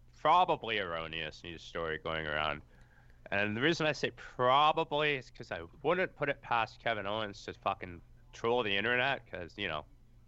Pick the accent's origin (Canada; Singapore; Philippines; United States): Canada; I'm Canadian, so that works.